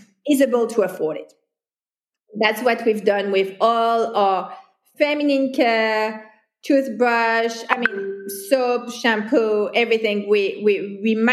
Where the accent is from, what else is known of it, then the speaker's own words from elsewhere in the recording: France; moved away as an adult; also born or lived in Hong Kong; now in Kuala Lumpur, Malaysia; I'm a foreigner. Mm-hmm. And I come from France, which is Western Europe